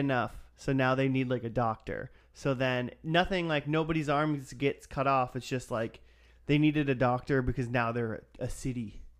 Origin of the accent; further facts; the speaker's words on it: Minnesota, United States; I'm from Minnesota, and Kevin Sorbo's a hometown hero